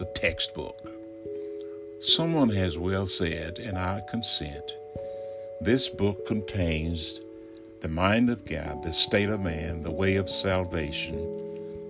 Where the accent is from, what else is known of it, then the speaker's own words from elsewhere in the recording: Alabama, United States; moved away; I am in my home state of Alabama, recording from my study in the community of which I grew up